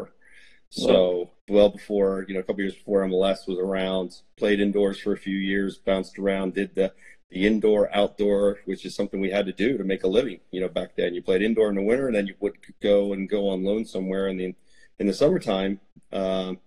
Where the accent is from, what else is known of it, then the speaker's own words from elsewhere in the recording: New Holland, Pennsylvania, United States; I grew up in Lancaster, Pennsylvania, or just outside of Lancaster in a little town called New Holland.